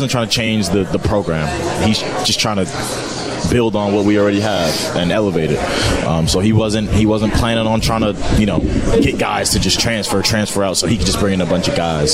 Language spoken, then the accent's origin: English; New York City, New York, United States; now in Madison, United States; that's right in my hometown